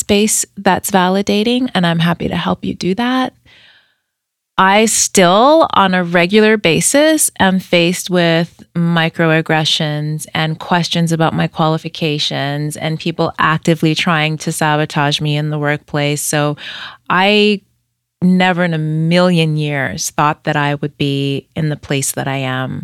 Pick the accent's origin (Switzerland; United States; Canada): Canada; Edmonton, Alberta; when you and I were growing up in Edmonton